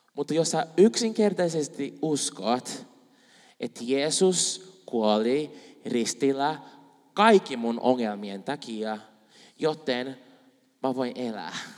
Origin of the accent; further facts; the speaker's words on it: Brazil; Finnish is a second language; now in Finland; mä oon Brasiliasta